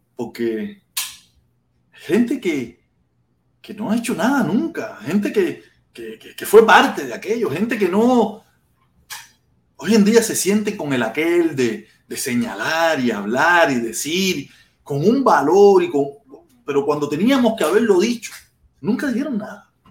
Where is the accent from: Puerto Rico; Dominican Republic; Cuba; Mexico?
Cuba; now in United States; nosotros que somos cubanos y estamos fuera de Cuba